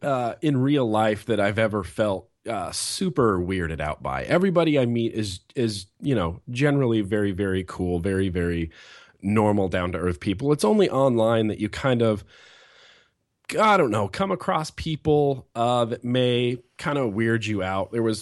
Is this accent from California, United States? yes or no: yes; California, United States; born there; This is where my mom and dad grew up. I was born in California, so I've always felt kind of at home here